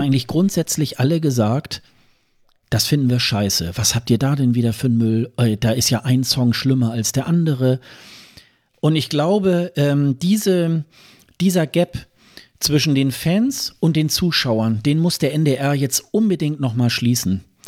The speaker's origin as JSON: {"language": "German", "country": "Germany", "said": "wir als Deutsche"}